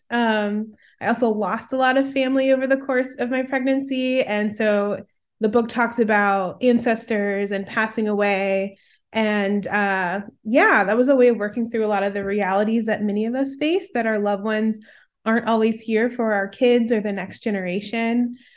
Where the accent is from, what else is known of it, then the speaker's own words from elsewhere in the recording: Chicago, Illinois, United States; moved away as an adult; now in Minnesota, United States; I'm originally from the Midwest, Chicagoland area, grew up as one of three siblings. I now live in an even colder part of the Midwest in Minnesota